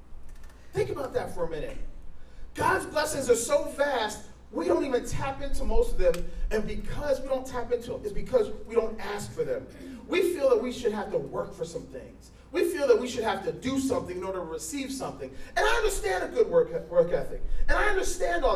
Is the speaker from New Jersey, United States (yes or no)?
yes; New Jersey, United States; moved away as an adult; I'm from New Jersey.